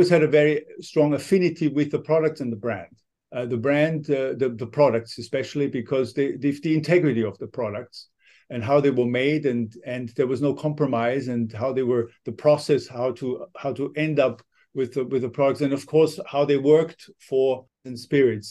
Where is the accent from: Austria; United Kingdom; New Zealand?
Austria; Kufstein, Tyrol; moved away as an adult; now in Japan; when I was a boy, I was basically growing up behind the Riedel factory. I was learning how to ski just behind the factory. So I knew Riedel was there. It was my hometown, Kufstein in Austria